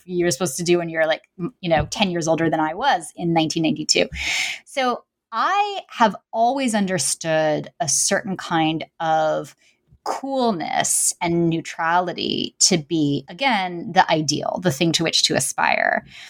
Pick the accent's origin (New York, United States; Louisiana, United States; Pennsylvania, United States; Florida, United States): New York, United States; New York City; I mean, I grew up, I'm from New York City, you know, and I was a young child during the 90s